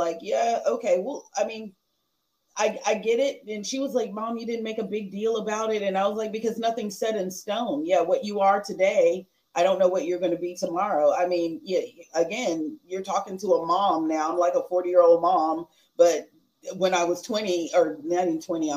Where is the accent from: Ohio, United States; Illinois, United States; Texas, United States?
Texas, United States; we're from Texas, so we're country